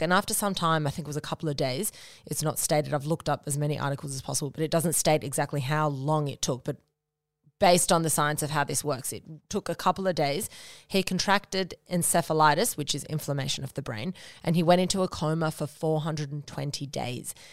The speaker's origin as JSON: {"language": "English", "town": "Noosa", "region": "Queensland", "country": "Australia", "tie": "born or raised there", "moved": "yes", "said": "I grew up in Noosa with you know, some amazing with, obviously, with my parents and my sister, and went to high school there"}